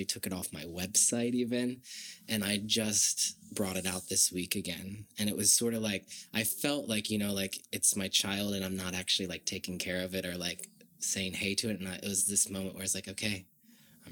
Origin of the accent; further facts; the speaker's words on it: Virginia, United States; I grew up in Virginia